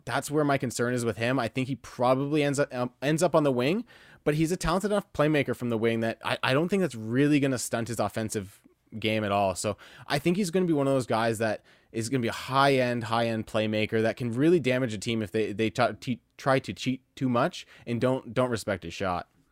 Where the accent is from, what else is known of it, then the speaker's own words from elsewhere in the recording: Windsor, Ontario, Canada; also born or lived in Ottawa; I was born in Ottawa, and I kinda moved around a little bit when I was young, and then when I was about five years old, we settled in Windsor, and I've been here the entire time